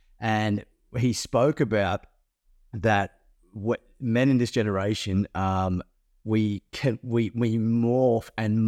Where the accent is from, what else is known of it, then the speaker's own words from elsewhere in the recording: Toowoomba, Queensland, Australia; I remember driving back to my country town I grew up in Toowoomba, got to the bottom of the range, and my whole body shut down and collapsed.